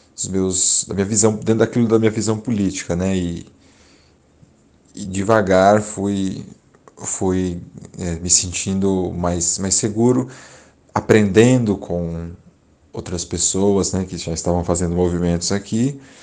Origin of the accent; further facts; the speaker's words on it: São Paulo, Brazil; nascido e criado aqui no Grajaú, um bairro